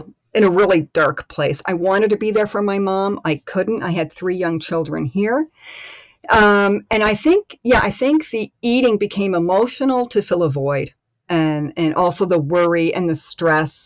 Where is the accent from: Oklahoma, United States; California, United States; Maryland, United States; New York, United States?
New York, United States; Rochester; now in Germany; I grew up in upstate New York. So just outside of Rochester.